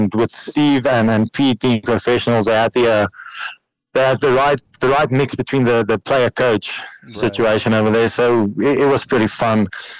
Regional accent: Parys, Free State, South Africa; I'm back home. I'm in Parys, in my hometown.

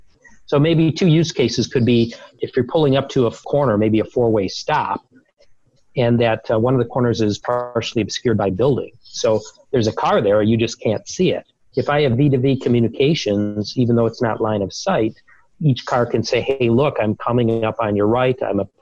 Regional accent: Detroit, Michigan, United States; I grew up playing baseball, and my hometown team is the Detroit Tigers, and I love to go to games in the summer.

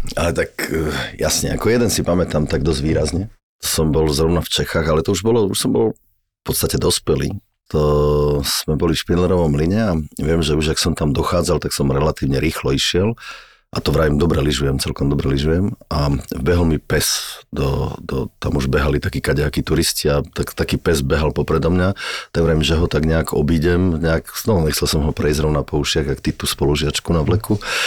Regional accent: Slovakia; som vyrastal v Tatrách

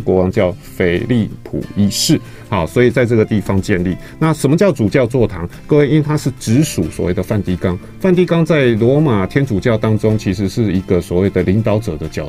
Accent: Taiwan; 像我们台湾人也是啊

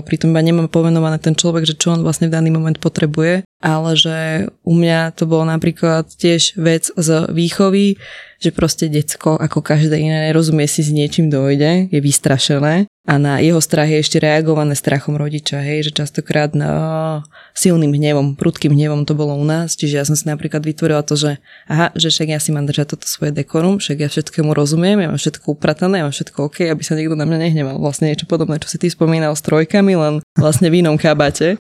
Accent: Slovakia; my sme ako Slováci veľmi k- kresťanskí katolíci

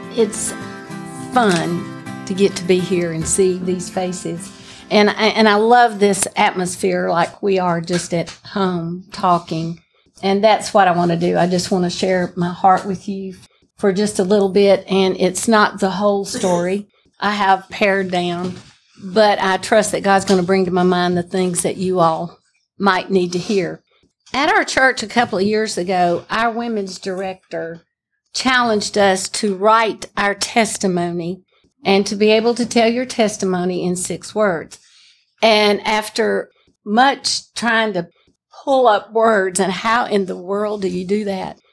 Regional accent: Pell City, Alabama, United States; I was born in Pell City, Alabama

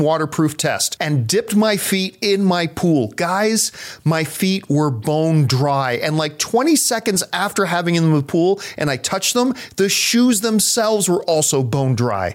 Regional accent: Canada; a Canadian who walked around in a lot of snow

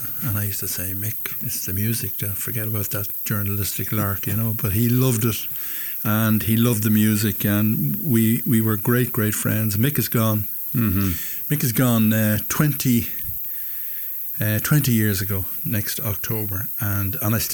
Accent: Dublin, Leinster, Ireland; I'm from Dublin's Northside

